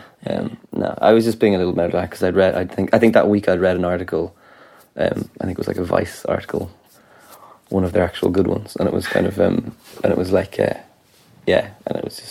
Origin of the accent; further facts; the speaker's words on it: Ireland; as an Irish person